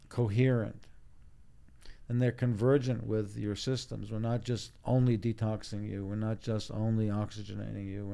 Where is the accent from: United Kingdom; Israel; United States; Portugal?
Israel; born in Israel, but my parents are European